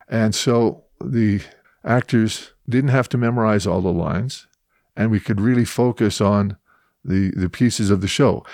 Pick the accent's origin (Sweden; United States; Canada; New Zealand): Canada; Edmonton, Alberta; now in Calgary, Canada; I'm originally from Edmonton